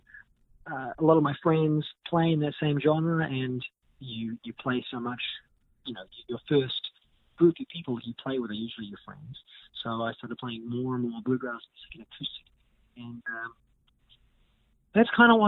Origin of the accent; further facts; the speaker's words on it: New Zealand; accent: New Zealand; moved away as an adult; now in United States; I was born in New Zealand, raised in New Zealand. And I've been living in America for 6 or 7 years now.